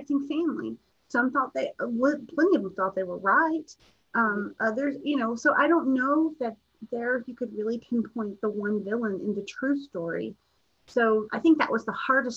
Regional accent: Appalachia, United States; I'm from Appalachia

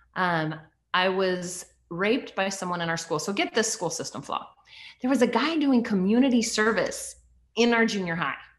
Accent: United States; also born or lived in Canada; I was adopted in the US by my stepdad when I was three

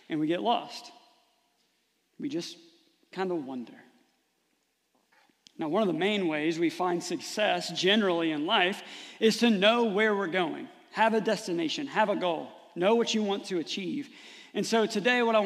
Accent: Rising Sun, United States; growing up in Rising Sun

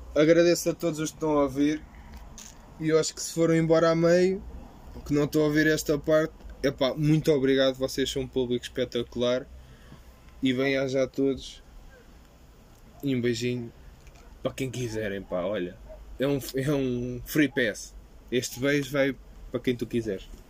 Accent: Portugal; nasci em Portugal

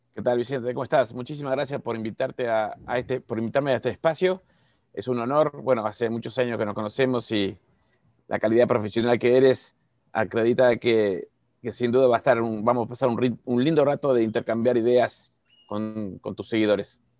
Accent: Uruguay; moved away as an adult; now in Cancún, Mexico; soy uruguayo, parezco argentino, pero soy uruguayo

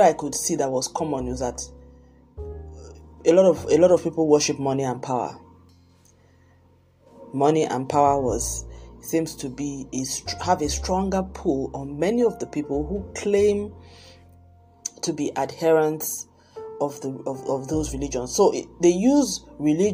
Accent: Nigeria; also born or lived in Lagos, Nigeria; I'm Nigerian. I live in Lagos, Nigeria

